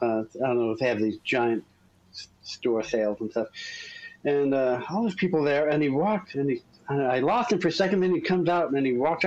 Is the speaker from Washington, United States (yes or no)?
no; Hilton, New York, United States; Just northwest of Rochester, right on Lake Ontario, a small town called Hilton, New York